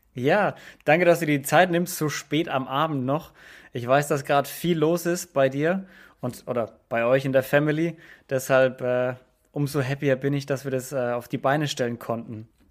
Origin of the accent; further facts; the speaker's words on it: Franconia, Bavaria, Germany; ich komme jetzt aus Franken